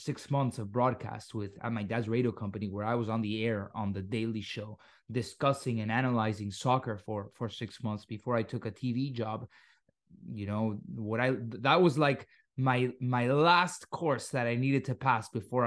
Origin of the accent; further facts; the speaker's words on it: Miami, Florida, United States; accent: Miami; tengo un acento muy de Miami. Porque yo crecí en Miami